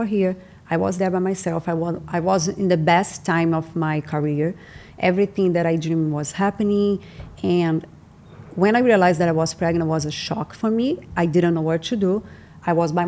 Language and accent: English; Itaperuna, Rio de Janeiro, Brazil; English is a second language; moved away as an adult; now in Los Angeles, United States; I grew up in this small city in Brazil called Itaperuna. It's like 4 hours from Rio.